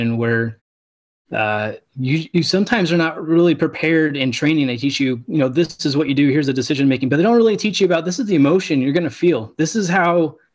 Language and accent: English; Southern California, United States; I was born and raised in Southern California